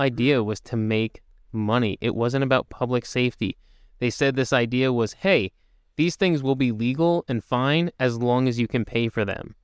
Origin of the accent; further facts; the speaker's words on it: United States; being an American